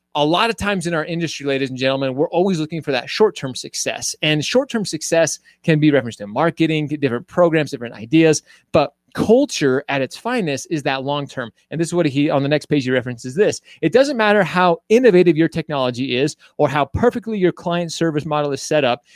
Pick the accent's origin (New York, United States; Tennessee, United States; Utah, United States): Utah, United States; also born or lived in Royal Oak, Michigan; I call myself from Utah. I moved here when I was a little kid, but I was born in Michigan.